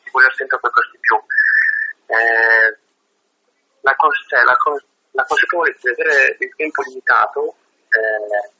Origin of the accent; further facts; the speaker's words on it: Italy; noi siamo di Reggio